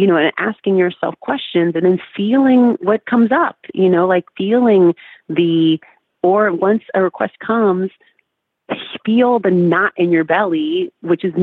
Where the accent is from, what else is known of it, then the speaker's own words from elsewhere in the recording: Oakland, California, United States; I grew up in California